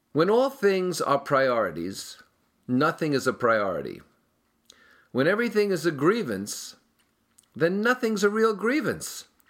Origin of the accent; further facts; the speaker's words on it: Hudson County, New Jersey, United States; Hudson County, where I grew up in New Jersey